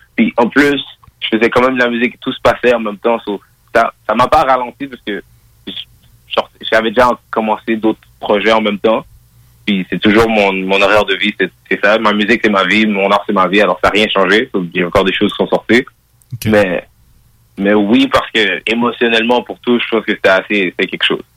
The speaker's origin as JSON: {"language": "French", "town": "Montreal", "region": "Quebec", "country": "Canada", "tie": "born or raised there", "said": "born and raised, Montréal. Euh, je suis né à l'hôpital Rosemont"}